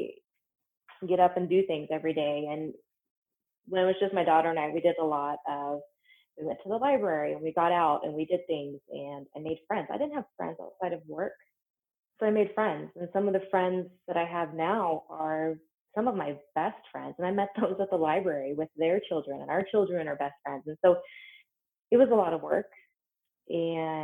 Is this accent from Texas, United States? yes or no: no; Western Kansas, United States; moved away as an adult; also born or lived in Omaha, Nebraska; now in Windsor, Colorado, United States; I grew up in Western Kansas and then left when I went to college.